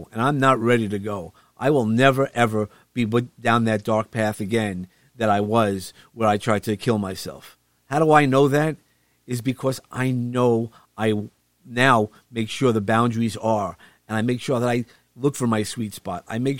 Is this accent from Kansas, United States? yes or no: no; New York City, New York, United States; we come from Brooklyn, so you don't always see. There's light pollution.